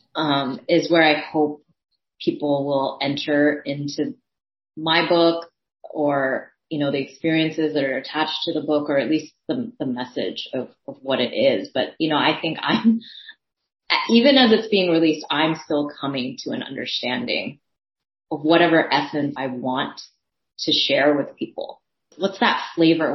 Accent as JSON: {"language": "English", "town": "San Francisco", "region": "California", "country": "United States", "tie": "born or raised there", "also_born_or_lived": "Daly City", "first_language": "Thai", "second_language": "English", "said": "it was in my hometown"}